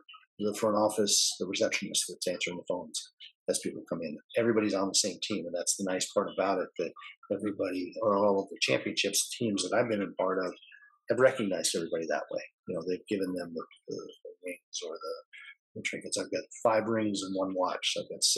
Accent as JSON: {"language": "English", "region": "California", "country": "United States", "tie": "born or raised there", "said": "Growing up in California, I was a Beach Boys fan"}